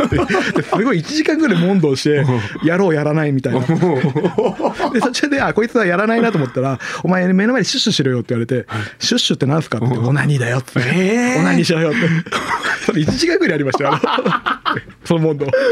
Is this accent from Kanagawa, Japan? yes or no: yes; Chigasaki, Kanagawa, Japan; moved away; 昔あの神奈川県に住んでて茅ヶ崎出身